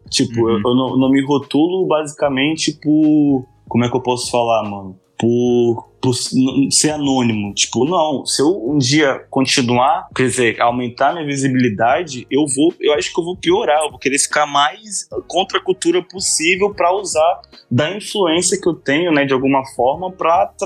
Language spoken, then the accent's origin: Portuguese; Manaus, Amazonas, Brazil; O que eu fui criado em Manaus, saca? Eu fui criado no Amazonas, no norte.